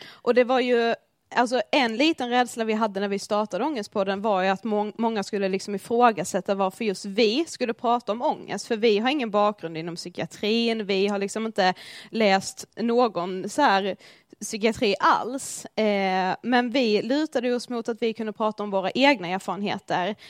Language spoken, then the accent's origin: Swedish; Blekinge, Sweden; moved away as an adult; also born or lived in Karlshamn; now in Stockholm, Sweden; vi kommer från Blekinge. Ja, det hör ni ju.